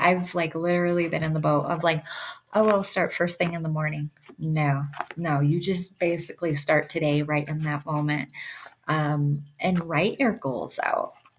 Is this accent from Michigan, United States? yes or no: yes; Michigan, United States; also born or lived in Detroit; now in Yellowstone, United States; I'm from Michigan